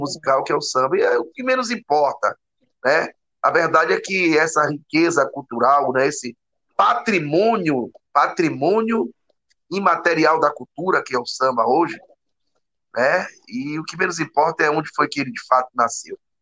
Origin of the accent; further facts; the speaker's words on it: Brazil; nós somos brasileiros, brasileiros